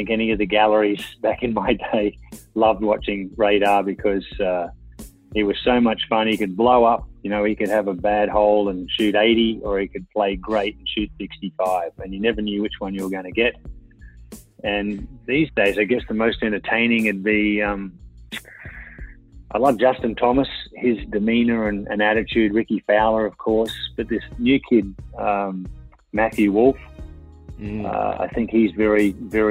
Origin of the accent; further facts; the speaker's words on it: Queensland, Australia; moved away; I'm a Queenslander through and through, will always be.